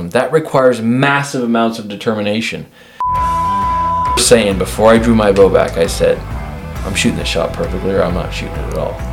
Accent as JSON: {"language": "English", "region": "Washington", "country": "United States", "said": "I don't even like to say I'm from Washington anymore, though."}